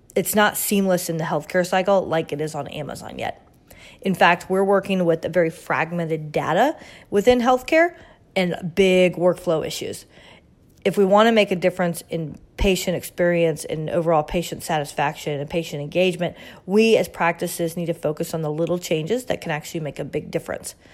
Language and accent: English; Orlando, Florida, United States; my hometown of Orlando, Florida